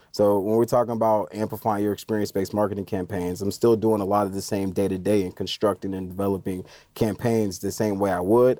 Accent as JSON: {"language": "English", "region": "Indiana", "country": "United States", "said": "I'm from Indiana"}